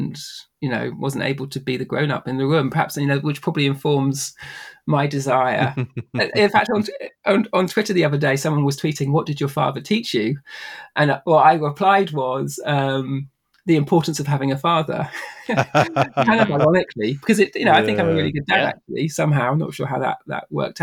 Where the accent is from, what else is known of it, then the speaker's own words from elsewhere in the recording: near the New Forest, South East England, United Kingdom; I grew up in the UK near the New Forest, which is kind of like southwest. That's sort of 2 hours out of London.